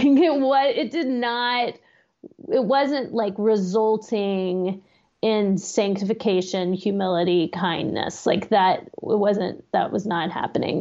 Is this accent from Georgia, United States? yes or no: no; Austin, Texas, United States; moved away as an adult; now in Pittsburgh, United States; I grew up in Austin